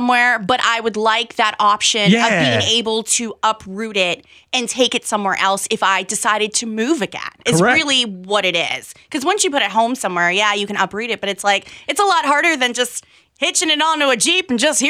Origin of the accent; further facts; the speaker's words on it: Florida, United States; moved away; my home state in Florida